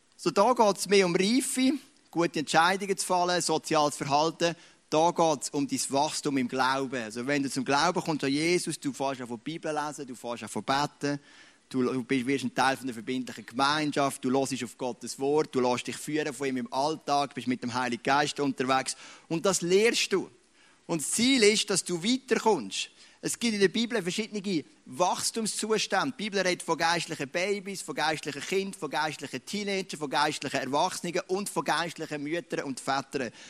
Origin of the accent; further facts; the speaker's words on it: Switzerland; Ich bin ein Schweizer, das ist meine Identität.